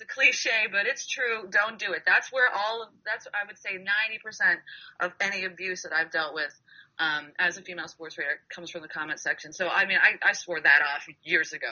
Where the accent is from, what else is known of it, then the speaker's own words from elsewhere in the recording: Western Pennsylvania, United States; moved away as an adult; also born or lived in Massachusetts; I grew up in Western Pennsylvania